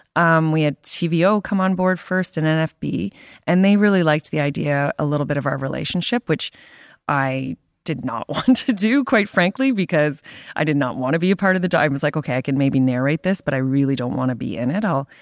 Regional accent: Canada; being a Canadian, working for the Toronto Star

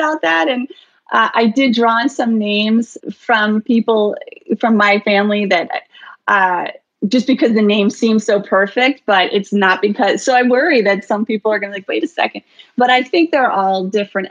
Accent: New York City, New York, United States; also born or lived in Bronx, New York; now in Bend, Oregon, United States; I was born in the Bronx, but grew up for the most part on the Upper East Side

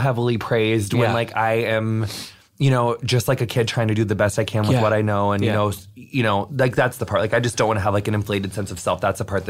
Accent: Pakistan; that feels really powerful as a Pakistani Muslim.

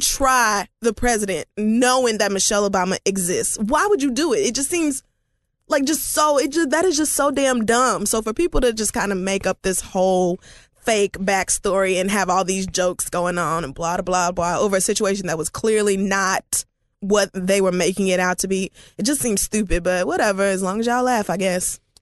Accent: Oklahoma, United States; I'm from Oklahoma

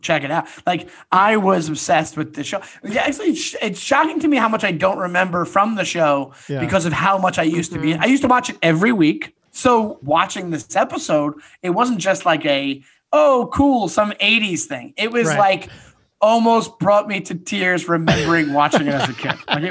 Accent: New York, United States; now in New York City, United States; I'm from New York, but I've been living in New York City for 15 years.

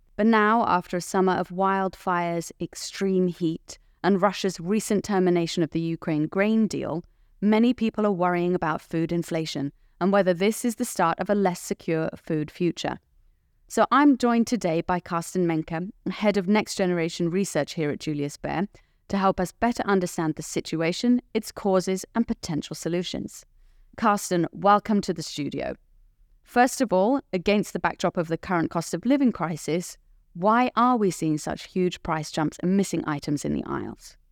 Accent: United Kingdom; I'm British

